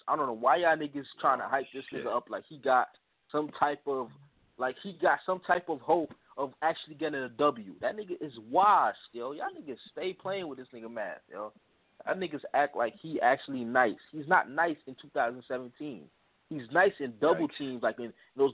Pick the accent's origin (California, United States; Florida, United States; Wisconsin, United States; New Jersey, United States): New Jersey, United States; I'm from Jersey